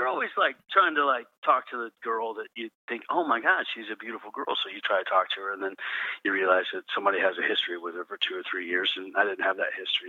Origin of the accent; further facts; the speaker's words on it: Odessa, Texas, United States; also born or lived in Oklahoma; I'm from Texas. I was born in Texas. I was raised in Oklahoma and Texas back and forth and all that kind of stuff. And, grew up in Odessa, Texas.